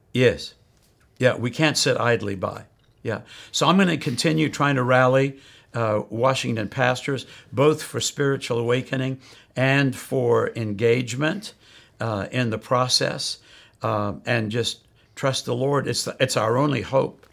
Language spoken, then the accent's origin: English; South Africa; moved away; I grew up in South Africa